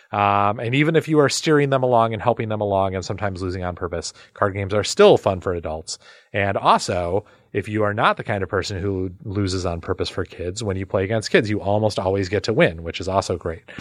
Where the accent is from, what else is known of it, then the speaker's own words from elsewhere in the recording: Midwest, United States; I play euchre now, but weirdly, taught by East Coasters, even though I grew up in the Midwest, the home of euchre, but I did not grow up in a real card playing family.